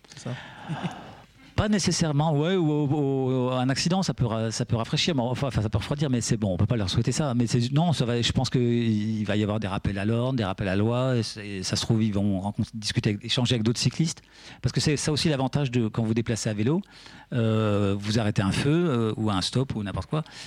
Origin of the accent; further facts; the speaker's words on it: Vosges, Grand Est, France; now in Picardie, France; Moi, je suis né dans les Vosges, donc euh, on avait vraiment de la, neige et des hivers